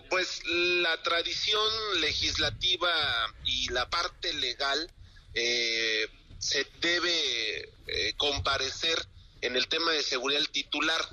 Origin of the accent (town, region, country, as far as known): Mexico